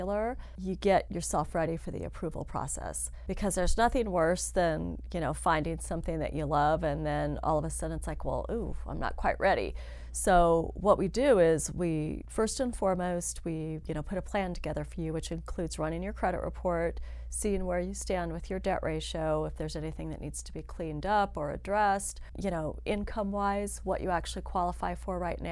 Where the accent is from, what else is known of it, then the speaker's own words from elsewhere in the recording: Northern Nevada, United States; I grew up in Northern Nevada, so I am definitely a native.